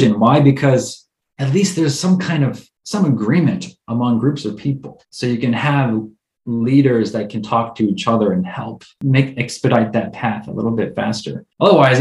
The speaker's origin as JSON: {"language": "English", "country": "United States", "said": "as an American"}